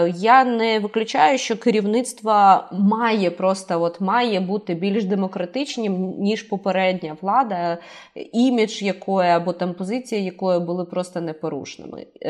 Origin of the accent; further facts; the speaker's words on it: Kharkiv, Kharkiv Oblast, Ukraine